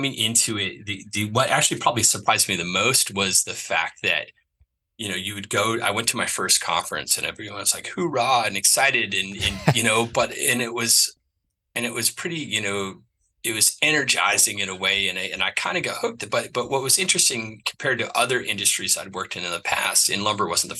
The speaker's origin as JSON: {"language": "English", "region": "New England", "country": "United States", "also_born_or_lived": "Chattanooga, Tennessee", "said": "I'm from New England."}